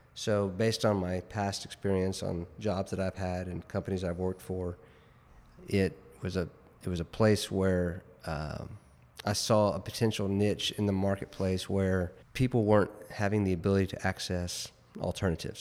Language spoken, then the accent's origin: English; Richardson, Texas, United States; also born or lived in New Jersey; now in Dallas, United States; Born and raised in Richardson